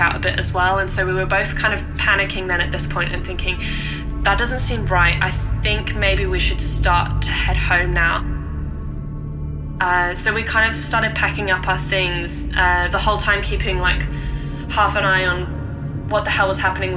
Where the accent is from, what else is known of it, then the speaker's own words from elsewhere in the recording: Norfolk, East of England, United Kingdom; I grew up in Norfolk, which is on the east coast of England